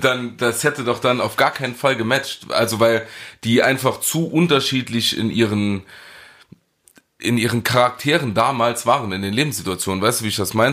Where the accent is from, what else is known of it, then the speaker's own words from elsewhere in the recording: Saarland, Germany; als Saarländer